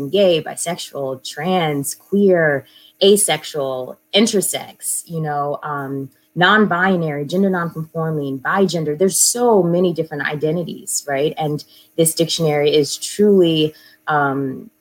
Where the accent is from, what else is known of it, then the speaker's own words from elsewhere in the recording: St. Louis, Missouri, United States; now in New York City, United States; I'm originally from St. Louis, and this is actually where I landed, but I'm coming from New York City because that's where I live, and had to come home to check on my mama